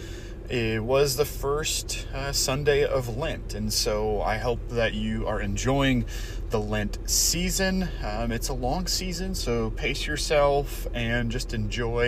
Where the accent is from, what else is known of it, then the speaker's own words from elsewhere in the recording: Portland, Oregon, United States; I grew up in Portland, which a suburb of Portland is Beaverton